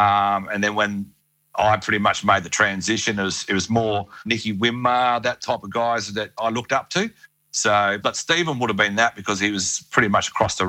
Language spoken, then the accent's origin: English; south of Western Australia, Australia; so I'm from the Nalakala Budja clan, the Noongar clan from down south of WA.